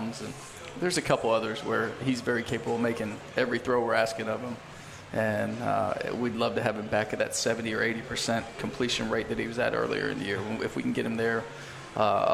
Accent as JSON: {"language": "English", "region": "Texas", "country": "United States", "tie": "born or raised there", "moved": "as an adult", "said": "I grew up in Texas, lived my whole life here until 18 years old."}